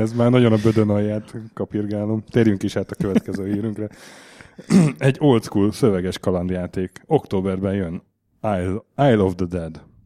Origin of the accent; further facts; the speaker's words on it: Hungary; Magyar vagyok